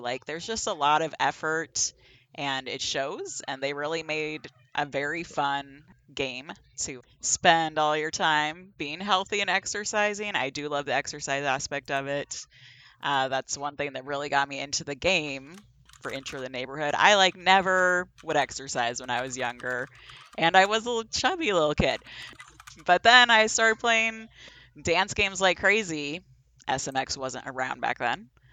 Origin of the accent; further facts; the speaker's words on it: the Northwest, Pacific Northwest, United States; moved away; I'm originally from the Northwest